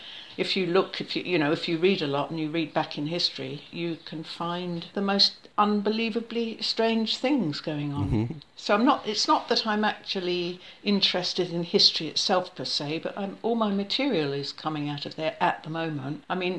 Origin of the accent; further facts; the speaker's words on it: Australia; also born or lived in New Zealand / London / Africa; I've lived in London, but I've lived in Africa and I've lived in other places, and I was born in New Zealand and I was brought up in Australia and I travel a lot.